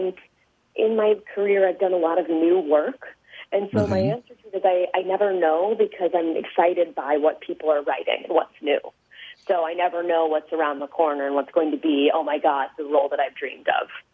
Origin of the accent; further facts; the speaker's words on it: outside of Chicago, Illinois, United States; I grew up outside of Chicago.